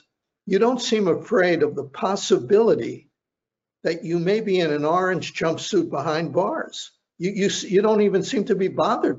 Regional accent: United States; I'm over 35. I was born in the United States.

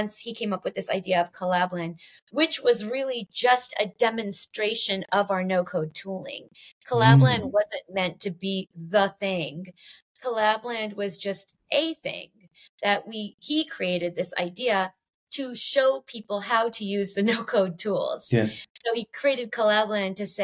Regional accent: Los Angeles, California, United States; I grew up in Los Angeles

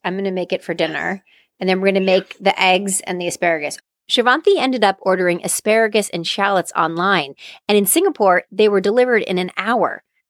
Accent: New Hampshire, United States; when I was growing up in New Hampshire.

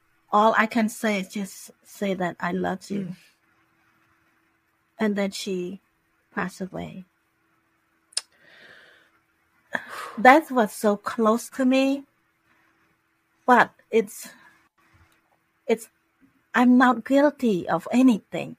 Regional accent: Cambodia; now in Florida, United States; I'm from Cambodia

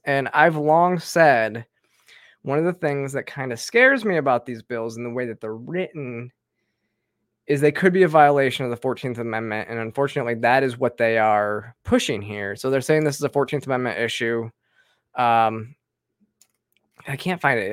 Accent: Georgia, United States; my home state in Georgia

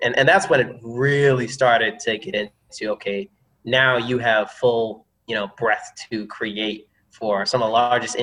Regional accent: Georgia, United States; I come from the South, from Georgia, and it's a place, even when you're young, you quickly, you know, come to know who you are

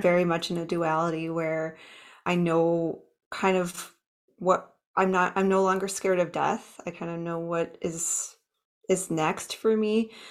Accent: Minnesota, United States; now in Fort Collins, United States; I grew up in Minnesota, the Midwest

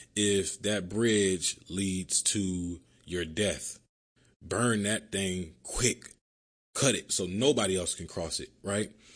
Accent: Philadelphia, Pennsylvania, United States; moved away as an adult; now in Miami, United States; growing up in Philly

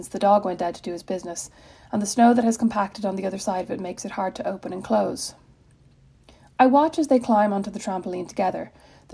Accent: Ireland; moved away as an adult; now in Indiana, United States; As an Irish person

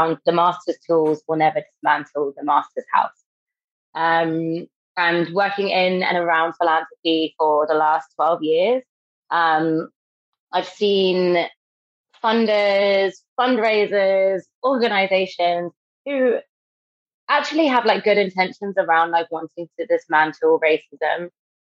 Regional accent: London, United Kingdom; moved away as an adult; now in Manchester, United Kingdom; I'm from Britain. I grew up in London and I've recently moved to Manchester

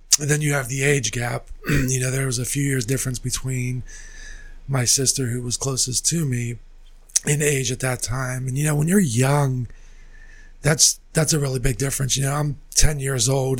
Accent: McKeesport, Pennsylvania, United States; growing up, born and raised in McKeesport

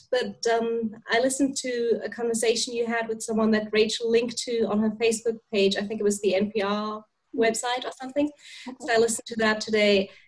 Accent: Germany; moved away as an adult; now in Chad; I'm from Germany. I've lived in Chad for the past nine years, so Central Africa.

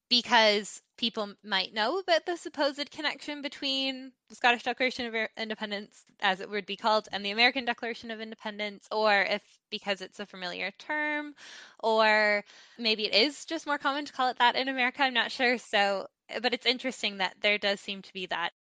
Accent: Canada; moved away; my home country of Canada

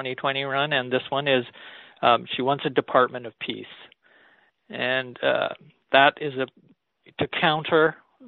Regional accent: Canada; as a Canadian

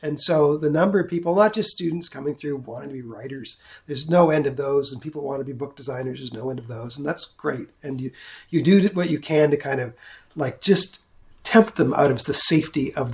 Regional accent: New Brunswick, Canada; now in Kentville, Canada; I am from New Brunswick

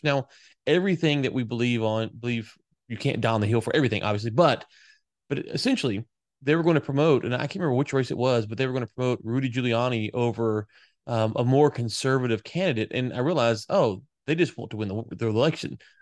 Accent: the South, United States; I grew up in the South

